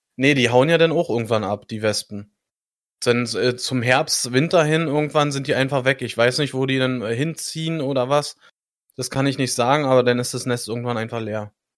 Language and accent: German; Germany; Ich als Deutscher